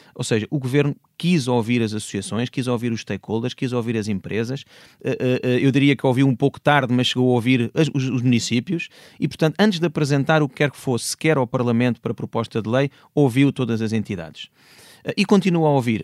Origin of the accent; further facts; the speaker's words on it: Portugal; nós todos, enquanto portugueses